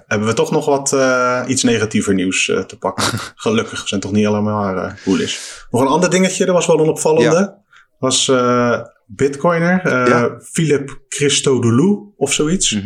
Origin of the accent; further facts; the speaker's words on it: Netherlands; als Nederlander